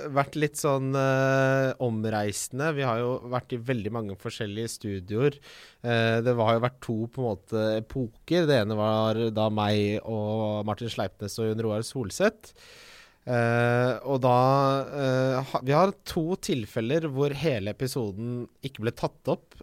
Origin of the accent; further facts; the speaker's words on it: Ski, Akershus, Norway; now in Oslo, Norway; Jeg vokste opp i Ski